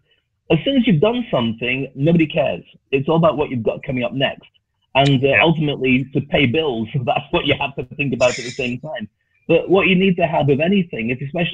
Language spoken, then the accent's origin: English; the north of England, United Kingdom; moved away; also born or lived in Scotland / Dubai; I was a black kid growing up in the north of England. Actually, I grew up in Scotland, then I went to the north of England.